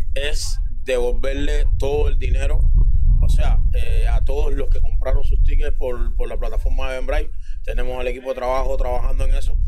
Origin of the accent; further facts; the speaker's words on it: Cuba; moved away as an adult; now in Toronto, Canada; nosotros como cubanos tenemos, tenemos mucho